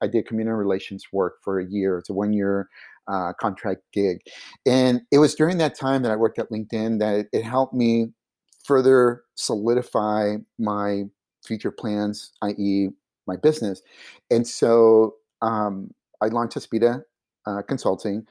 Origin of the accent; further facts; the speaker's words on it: Silicon Valley, California, United States; first language Spanish; English is a second language; I'm from Silicon Valley